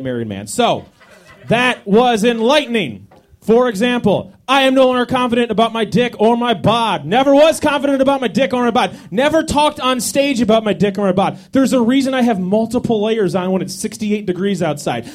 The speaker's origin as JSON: {"language": "English", "town": "Washington", "region": "District of Columbia", "country": "United States", "said": "I'm from Washington, D.C."}